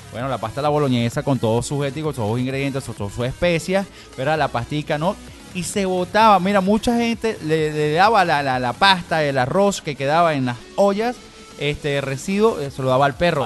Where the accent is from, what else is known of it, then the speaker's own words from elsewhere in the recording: Venezuela; a nosotros como venezolanos